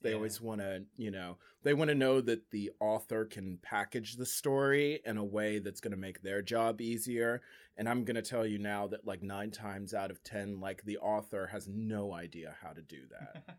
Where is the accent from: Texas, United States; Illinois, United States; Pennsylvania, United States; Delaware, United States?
Delaware, United States; once I said Delaware